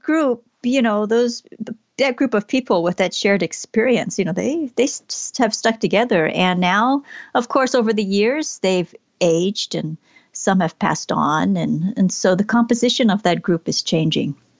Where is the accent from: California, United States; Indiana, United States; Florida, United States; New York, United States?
California, United States; Southern; I was born here in Southern California